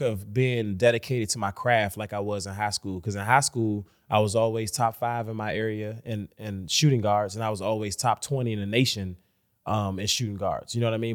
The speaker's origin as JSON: {"language": "English", "town": "Washington", "region": "District of Columbia", "country": "United States", "tie": "born or raised there", "said": "I'm from Washington, D C, born and raised."}